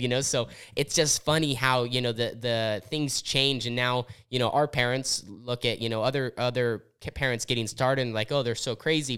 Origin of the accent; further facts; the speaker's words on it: Southern Oregon, United States; I grew up in Southern Oregon where we had racing